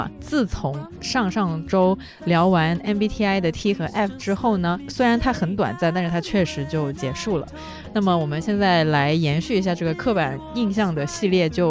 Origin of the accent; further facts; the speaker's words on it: Guangdong, China; 南方人就只剩下我一个，然后我又是广东人，